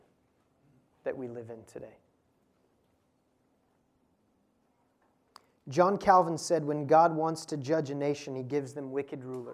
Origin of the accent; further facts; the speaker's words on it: United States; as an American